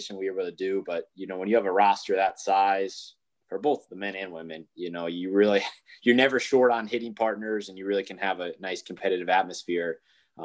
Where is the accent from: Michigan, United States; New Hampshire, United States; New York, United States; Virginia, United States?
Michigan, United States; I'm from Michigan